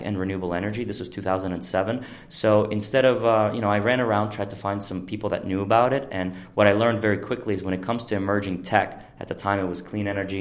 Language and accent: English; Ural Mountains, Russia; moved away as an adult; also born or lived in New Jersey; So pretty much I'm from Russia, and I grew up in a very small town in the Ural Mountains